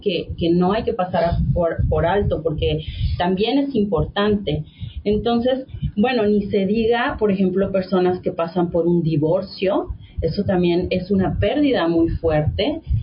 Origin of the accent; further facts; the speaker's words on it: Mexico; todos somos mexicanos